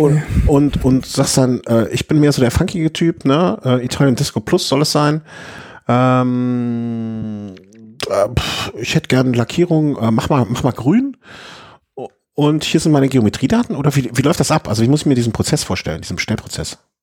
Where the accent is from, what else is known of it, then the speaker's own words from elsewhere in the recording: Düsseldorf, North Rhine-Westphalia, Germany; now in Cologne, Germany; ich bin geboren in Düsseldorfer